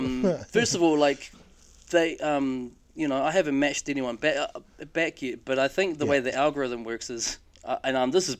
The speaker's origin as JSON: {"language": "English", "town": "Palmerston North", "region": "Manawatū-Whanganui", "country": "New Zealand", "said": "Like, yes, I'm from Palmy."}